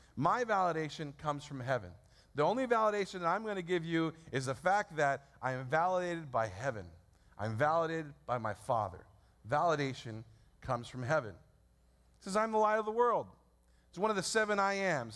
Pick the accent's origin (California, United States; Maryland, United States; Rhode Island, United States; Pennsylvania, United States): California, United States; San Francisco; I was born in San Francisco 34 years ago at St. Mary's Hospital.